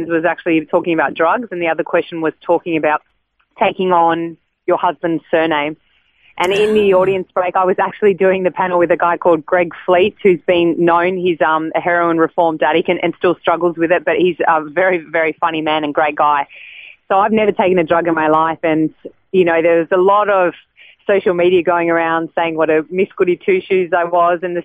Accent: Sydney, New South Wales, Australia; born and raised in Sydney

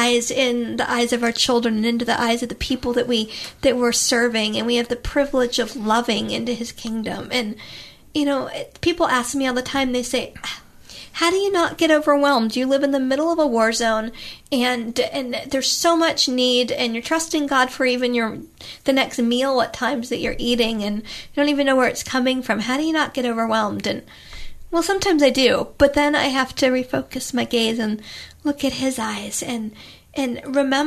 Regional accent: Florida, United States; moved away; I grew up in Florida on the beach

